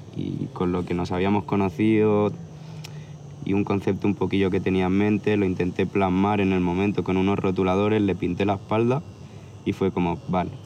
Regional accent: Sant Andreu de la Barca, Catalonia, Spain; vengo de un pueblecito de Barcelona que se llama San Andreu de la Barca. Está en el Valle Obregat, dirección como para Montserrat. Y bueno, mi familia mitad andaluza, mitad extremeña.

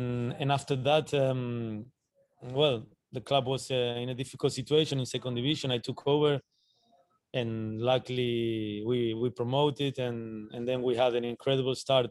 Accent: Argentina; moved away as an adult; also born or lived in Belgium

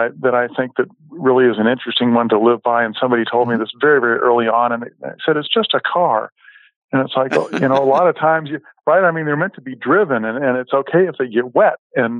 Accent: West Coast, United States; Growing up on the West Coast, I remember falling out of my parents' car several times on something that I couldn't quite identify

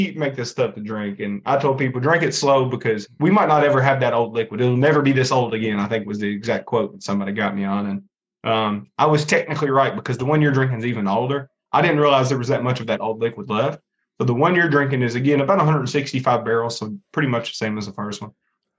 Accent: Lawrenceburg, Kentucky, United States; I'm from Lawrenceburg. That's the city where I'm from. And it is the county seat in Anderson County.

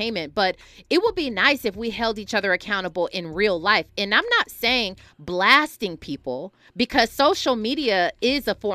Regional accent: California, United States; born or raised there; also born or lived in Milwaukee, Wisconsin

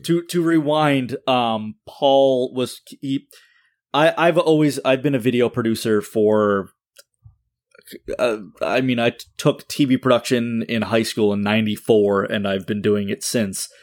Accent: Wakefield, Massachusetts, United States; moved away as an adult; also born or lived in Peabody, Massachusetts; we were moving from my hometown of Wakefield

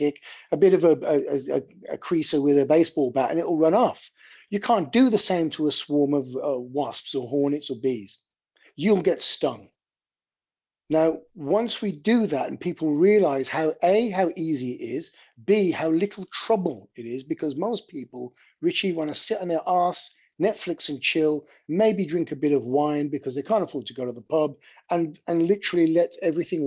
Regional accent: Birmingham, West Midlands, United Kingdom; accent: Brummie; moved away as an adult; now in London, United Kingdom; you'll notice from my accent, I'm from Birmingham originally.

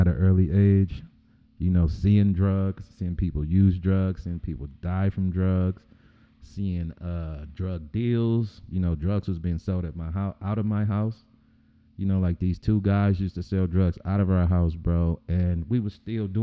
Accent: Compton, California, United States; also born or lived in Watts; I grew up in Compton. I lived in between Compton and Watson

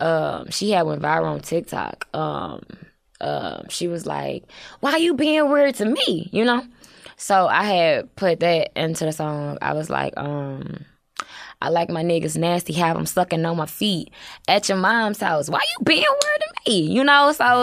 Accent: St. Louis, Missouri, United States; I'm from the Lou.

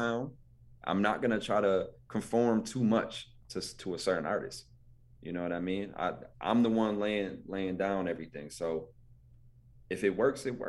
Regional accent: Buffalo, New York, United States; also born or lived in Ohio; I'm from Buffalo

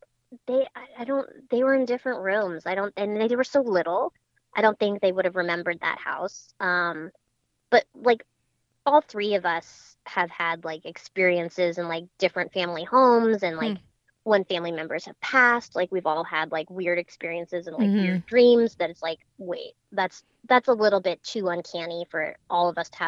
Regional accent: Wellesley, Massachusetts, United States; also born or lived in Boston, Massachusetts; I had a large Victorian like house in Wellesley, Massachusetts mm-hmm. growing up

